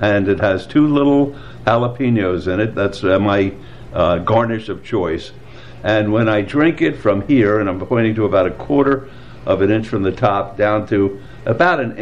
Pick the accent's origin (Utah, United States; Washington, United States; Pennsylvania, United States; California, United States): Pennsylvania, United States; Philadelphia; moved away as an adult; now in Las Vegas, United States; I was born in Philadelphia, Pennsylvania, and was educated back there.